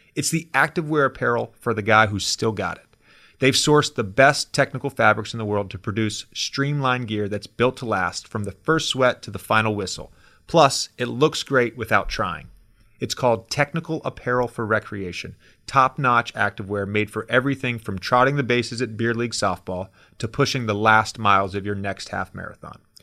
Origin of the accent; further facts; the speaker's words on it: Roanoke, Virginia, United States; I grew up in Roanoke, Virginia